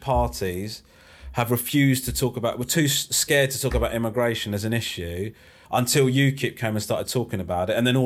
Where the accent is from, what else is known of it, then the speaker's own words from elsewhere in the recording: Crawley, South East England, United Kingdom; I was born in Crawley